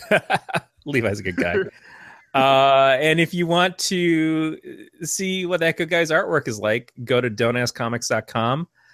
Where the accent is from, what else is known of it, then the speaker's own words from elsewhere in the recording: Michigan, United States; now in California, United States; I grew up in Michigan